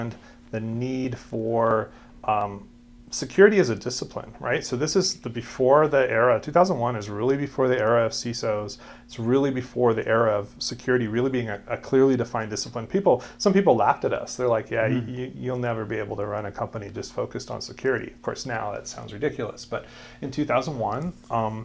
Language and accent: English; Arvada, Colorado, United States; now in Boulder, United States; I grew up in Arvada, but okay. I personally have lived in Boulder the last 30 years